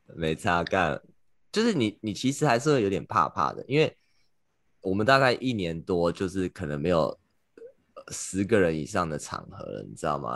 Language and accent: Chinese; Taiwan; now in New York, United States; 可能因为我是台湾人吧